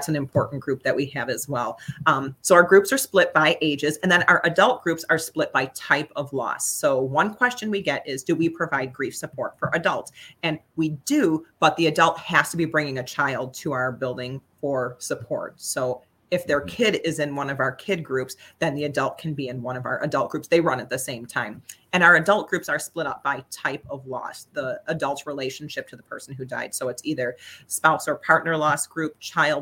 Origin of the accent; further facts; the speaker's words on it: St. Joseph, Michigan, United States; also born or lived in Chicago; now in Lansing, United States; I was born in Chicago, grew up in Southwest Michigan here in St. Joe, and then moved to the Lansing area to go to Michigan State University